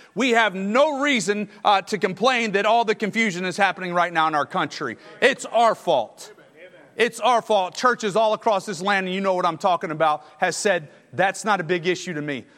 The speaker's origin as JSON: {"language": "English", "region": "Texas", "country": "United States", "moved": "as an adult", "lives_now": "Alabama, United States", "said": "I'm a Longhorn. I'm from Texas"}